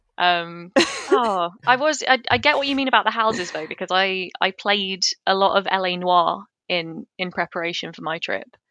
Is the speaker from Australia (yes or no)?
no; United Kingdom; I'm, I'm British.